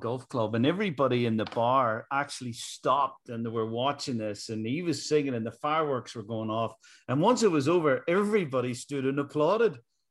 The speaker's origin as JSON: {"language": "English", "town": "Donaghadee", "region": "Northern Ireland", "country": "United Kingdom", "tie": "born or raised there", "moved": "yes", "said": "Donaghadee being my hometown."}